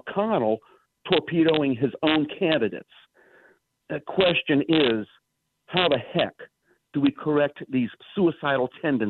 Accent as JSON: {"language": "English", "region": "South Louisiana", "country": "United States", "also_born_or_lived": "Wabaunsee County, Kansas", "moved": "yes", "lives_now": "Greer, United States", "said": "I'm originally from South Louisiana, but I lived in Kansas for well over 20 years."}